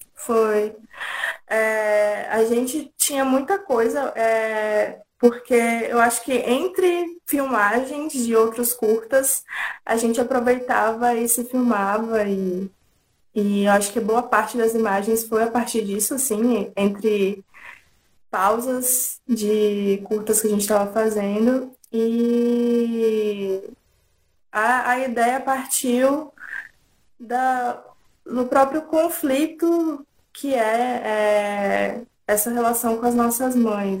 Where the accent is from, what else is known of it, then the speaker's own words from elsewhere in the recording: interior of São Paulo, Brazil; moved away; also born or lived in Tocantins; Eu morava em interior de São Paulo, nasci em Tocantins, mas morava no interior de São Paulo